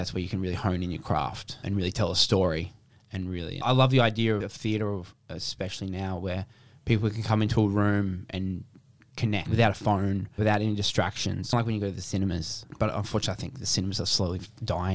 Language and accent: English; Brisbane, Queensland, Australia; moved away as an adult; now in Melbourne, Australia; I was from Brisbane